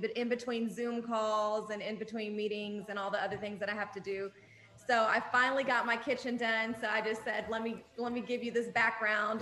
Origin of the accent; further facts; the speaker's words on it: Atlanta, Georgia, United States; also born or lived in Jordan; I was born in Jordan. I'm Jordanian and Palestinian. And then I moved to Atlanta when I was five, and I, I've been here ever since.